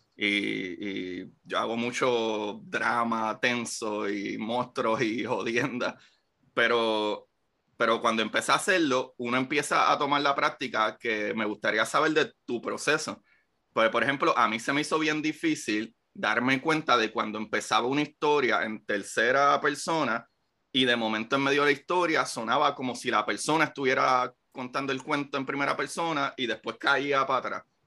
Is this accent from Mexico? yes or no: no; Puerto Rico; moved away as an adult; yo me fui de Puerto Rico en el 2013